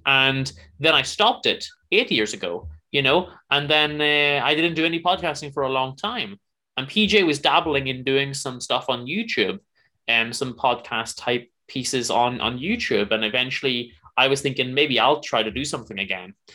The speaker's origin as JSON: {"language": "English", "region": "Northern Ireland", "country": "United Kingdom", "said": "I'm from Northern Ireland"}